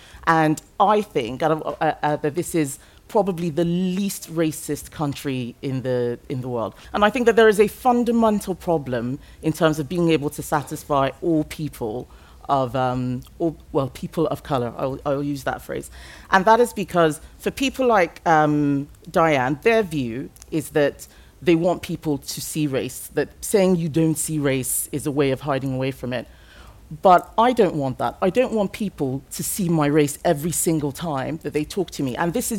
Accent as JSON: {"language": "English", "region": "Lagos", "country": "Nigeria", "tie": "born or raised there", "second_language": "English", "said": "I grew up in Nigeria. My ethnic group is Yoruba. I speak English as a second language. And my ethnic group for where I lived, which was Lagos, was the predominant, that was the majority ethnic group."}